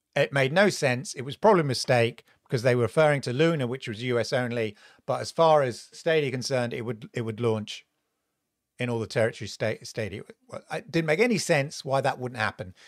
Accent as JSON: {"language": "English", "country": "United Kingdom", "tie": "born or raised there", "said": "growing up in Britain"}